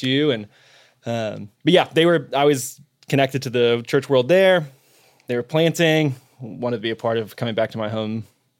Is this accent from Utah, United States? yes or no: yes; Salt Lake City, Utah, United States; So I'm from Salt Lake originally.